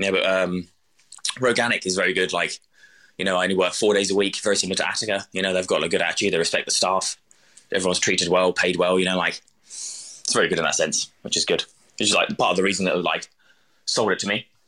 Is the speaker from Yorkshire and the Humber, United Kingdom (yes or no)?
no; East of England, United Kingdom; So I'm from Suffolk originally, which is kind of like the southeast coast, you know.